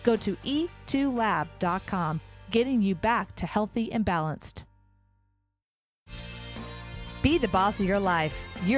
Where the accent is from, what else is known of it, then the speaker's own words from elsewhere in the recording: United States; I'm an American.